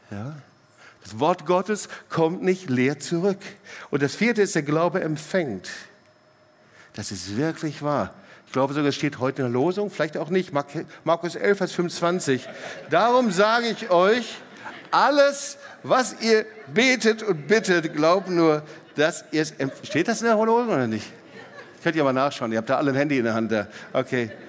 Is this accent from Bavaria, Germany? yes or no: no; Baden-Württemberg, Germany; Hey, ich bin Schwabe, ich bin richtig.